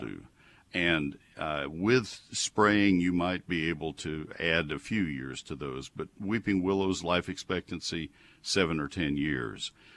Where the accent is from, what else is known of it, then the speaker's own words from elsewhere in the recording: College Station, Texas, United States; also born or lived in Ohio / Colorado; I grew up in College Station, Texas